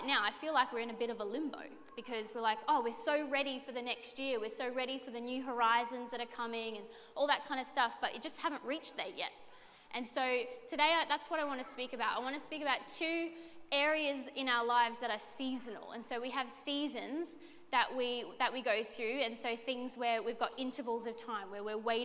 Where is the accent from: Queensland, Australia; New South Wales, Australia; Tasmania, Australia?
Queensland, Australia; Redcliffe; I'm actually born and bred in Redcliffe